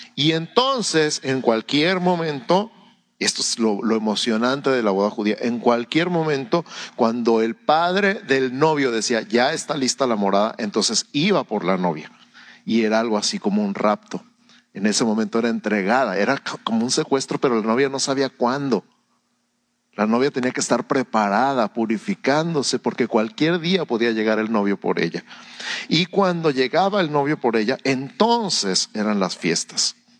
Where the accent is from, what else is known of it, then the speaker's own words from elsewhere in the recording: Mexico; Antes que ser mexicano, soy ciudadano del cielo. Soy embajador del cielo en México